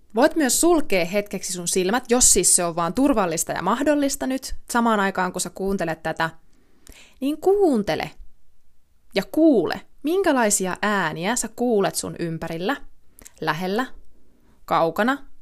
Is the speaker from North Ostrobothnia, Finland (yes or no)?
no; Ilmajoki, South Ostrobothnia, Finland; mä oon kotosin Ilmajoelta, mä oon asunut siellä monta monta vuotta